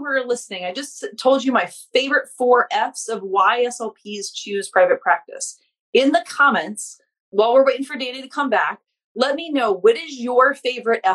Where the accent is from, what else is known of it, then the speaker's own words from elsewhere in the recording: Louisiana, United States; now in Massachusetts, United States; we're both from Louisiana. She still lives there. I live in Massachusetts now, but I'm like Louisiana through and through